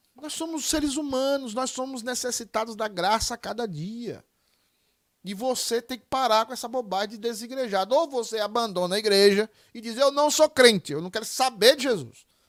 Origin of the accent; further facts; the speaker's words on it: Northeast Region, Brazil; eu sou nordestino com muito orgulho